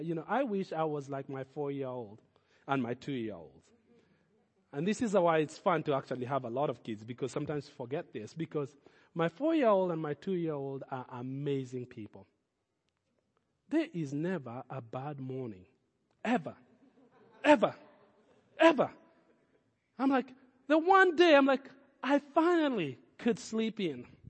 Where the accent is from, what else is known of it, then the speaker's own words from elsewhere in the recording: Kenya; moved away; growing up in Kenya, we did not have Thanksgiving